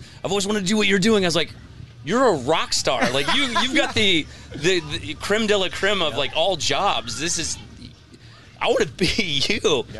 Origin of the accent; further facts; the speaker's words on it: Nebraska, United States; moved away; also born or lived in New York; I grew up in Nebraska, so I grew up country kid. And then, of course, I liked hip-hop because I was a white kid from the Midwest.